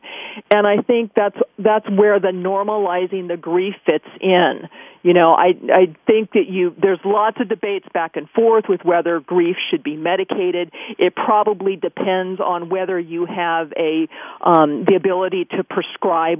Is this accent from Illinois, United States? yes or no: no; California, United States; growing up in California and we're, you know, really close to Yosemite